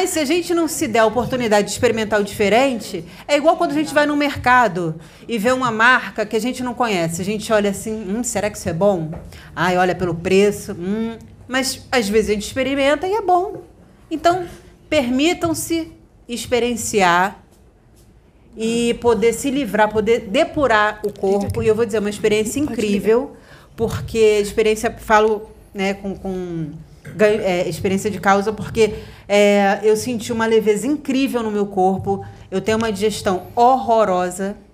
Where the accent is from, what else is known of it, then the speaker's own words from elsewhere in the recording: Portugal; Eu sou português.